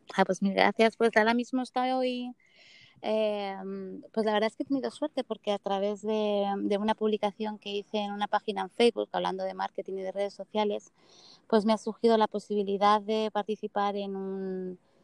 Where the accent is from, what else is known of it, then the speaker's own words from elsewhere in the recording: Spain; now in United States; adoro España y, mi tierra